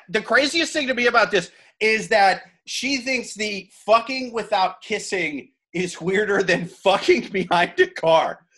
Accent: Midwest, United States; now in New York, United States; I'm from the Midwest. I live in New York now.

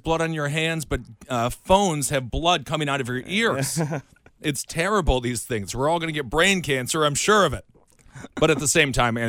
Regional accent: Wisconsin, United States; moved away; I am from Wisconsin originally.

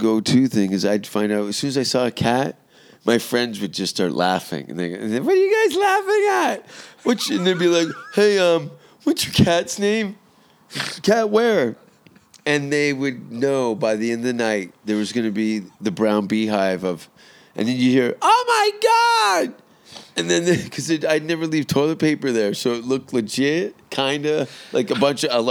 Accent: the Greenbelt of Ontario, Canada; I grew up in the Greenbelt of Ontario

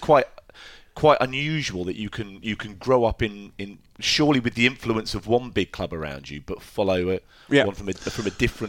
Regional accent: near Hartley Wintney, South East England, United Kingdom; The adjacent town to where I grew up

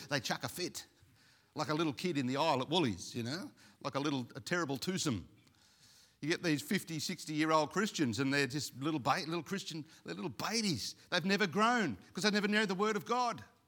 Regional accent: Australia; also born or lived in Sydney; being Aussie

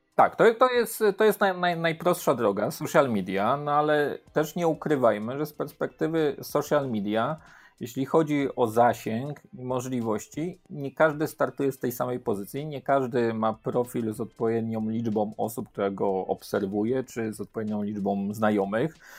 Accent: Łódź, Łódź Voivodeship, Poland; Ja pochodzę z Łodzi

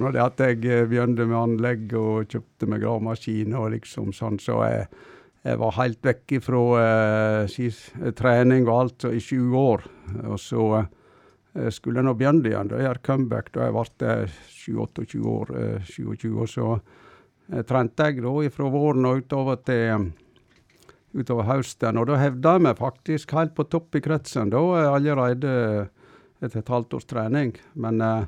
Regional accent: a roadless farm near Stryn, Vestland, Norway; Jeg bodde på en veiløs gard. Det var 500 meter ned til riksveien

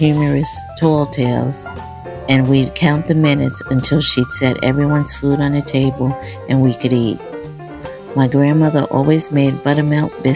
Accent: New York City, New York, United States; Growing up in Brownsville, East New York, in our fifth-floor housing development apartment

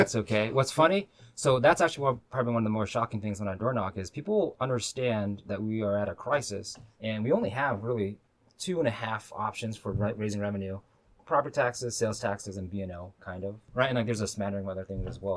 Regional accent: Burien, Washington, United States; also born or lived in White Center; now in Seattle, United States; So born in White Center, raised in Burien, and then live now in West Seattle with my family

